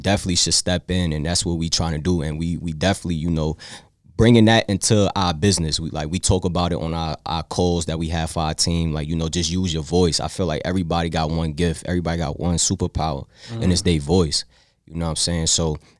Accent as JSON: {"language": "English", "region": "New York", "country": "United States", "moved": "yes", "lives_now": "Richmond, United States", "said": "I'm from New York, so I know what it is to, like, to live in a lit city."}